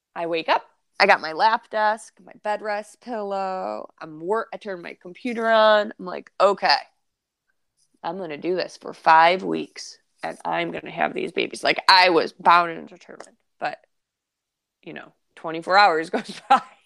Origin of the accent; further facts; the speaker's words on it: Detroit, Michigan, United States; moved away; we're from Detroit